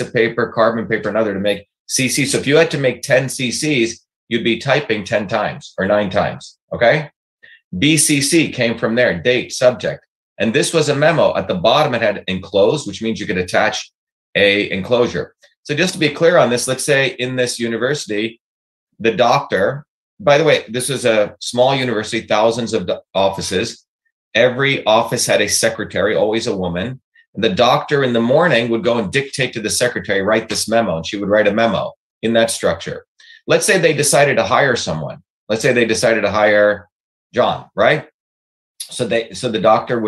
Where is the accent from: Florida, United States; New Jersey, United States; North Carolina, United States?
New Jersey, United States; Newark; also born or lived in Bombay, India; as a 14-year-old, dark-skinned Indian boy growing up in Newark, New Jersey